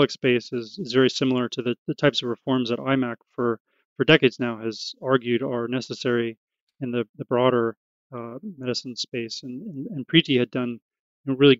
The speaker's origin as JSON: {"language": "English", "town": "Oakland", "region": "California", "country": "United States", "tie": "born or raised there", "said": "growing up in Oakland"}